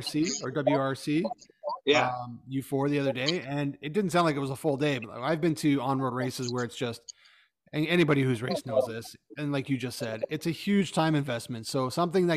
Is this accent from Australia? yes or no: no; Canada; as a Canadian